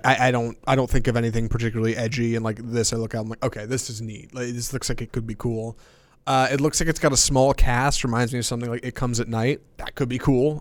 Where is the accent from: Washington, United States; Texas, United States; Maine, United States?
Texas, United States; Houston; I grew up in Houston